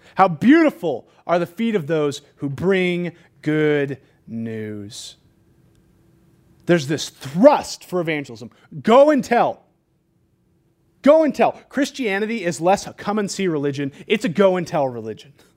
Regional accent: California, United States; moved away; I'm from California.

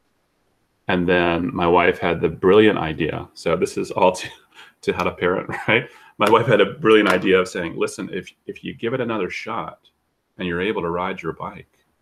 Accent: the South, United States; accent: southern; moved away as an adult; now in Portland, United States; I am originally from the South, so you may hear that sort of creep out occasionally with a few words here and there

